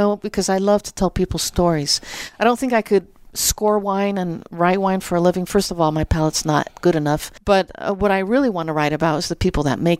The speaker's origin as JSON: {"language": "English", "region": "Azores", "country": "Portugal", "moved": "yes", "said": "Well, I'm an immigrant from the Azores, and I was living, my parents had a farm in Napa"}